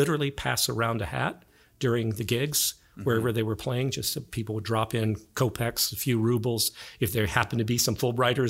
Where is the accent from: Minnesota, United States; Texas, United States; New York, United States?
Texas, United States; what I grew up with in Tex-Mex culture